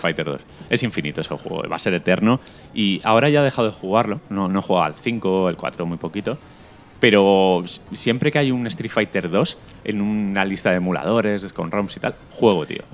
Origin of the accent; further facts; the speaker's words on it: Elda, Valencian Community, Spain; en mi pueblo, en Elda